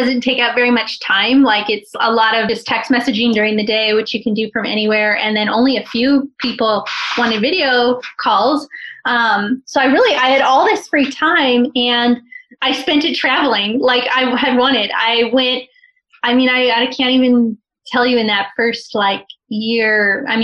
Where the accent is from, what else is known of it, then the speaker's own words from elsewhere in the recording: California, United States; we're from California